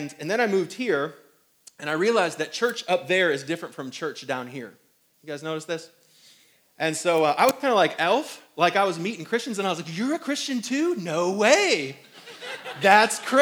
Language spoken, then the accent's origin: English; South Bend, Indiana, United States; now in Greenville, United States; I'm from up north. Some of you guys are from up north. And I'm from South Bend, Mishawaka.